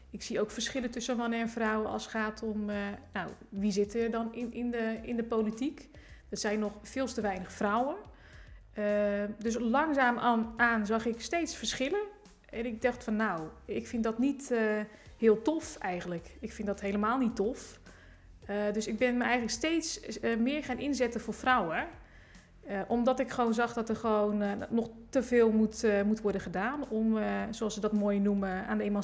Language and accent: Dutch; Rotterdam, South Holland, Netherlands; eigenlijk uit Rotterdam-Zuid. Ik woon nu in de Esch.